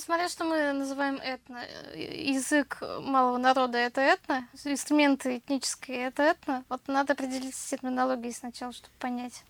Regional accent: Tatarstan, Russia; у нас в татарстане миллион коллективов

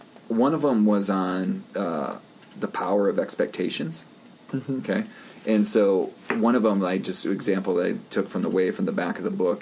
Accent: Wisconsin, United States; also born or lived in Black River Falls, Wisconsin; I grew up in Wisconsin, and you know, some of my life was in Black Earth Falls, Wisconsin

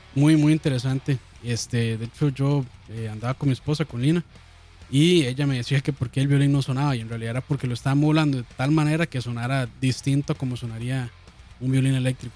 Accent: Costa Rica; yo como buen tico

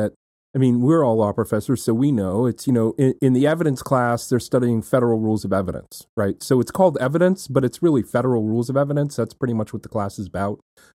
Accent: New England, United States; I grew up in New England mostly, and so to me it's there's a few selectmen, there's the town meeting, and that's very simple and seems very flat.

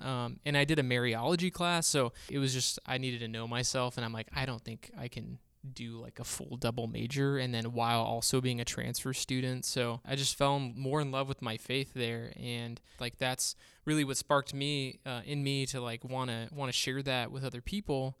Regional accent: Bakersfield, California, United States; moved away as an adult; we're from Bakersfield, California, born and raised there.

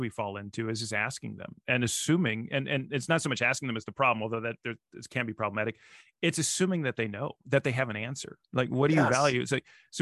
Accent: Nebraska, United States; I'm from Nebraska

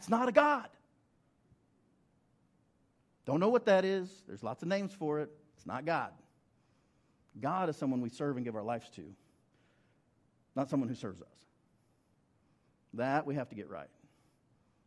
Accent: Western Oklahoma, United States; I grew up in Western Oklahoma

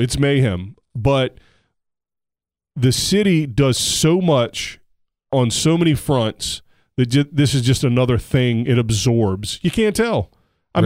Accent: Texas, United States; my home state of Texas

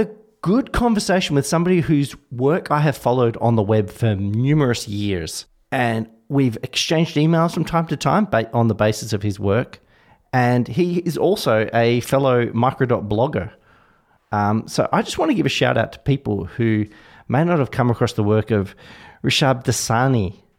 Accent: Australia; I, as an Australian

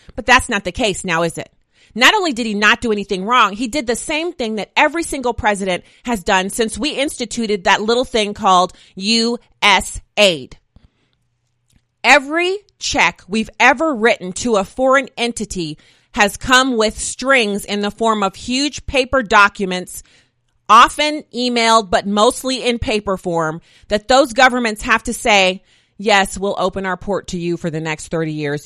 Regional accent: United States; an American taxpayer

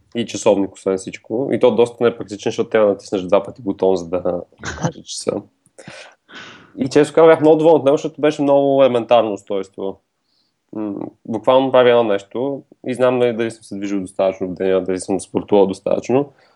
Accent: Bulgaria; сме българи

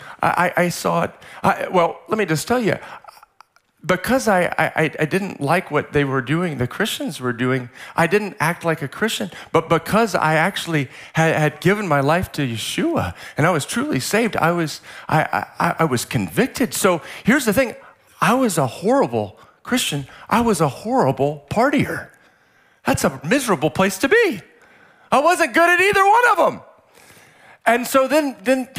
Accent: Central Texas, United States; now in San Diego, United States; I grew up in like Central Texas

